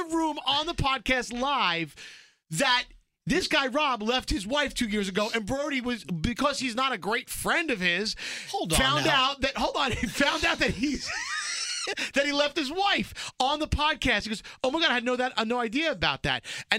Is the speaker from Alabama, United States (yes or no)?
yes; Alabama, United States; Anyway, I'm from Alabama and I've never been to New York. So when it comes to Brooklyn, I don't relate.